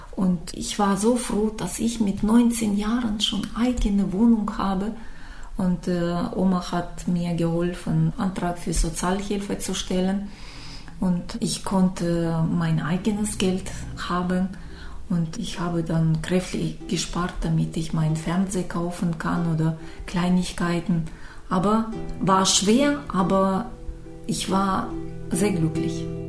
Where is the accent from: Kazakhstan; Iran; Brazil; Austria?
Kazakhstan; Issyk, Almaty Region; German is a second language; moved away as an adult; now in Germany; Ich komme aus Kasachstan, äh, aus kleinen Stadt Isik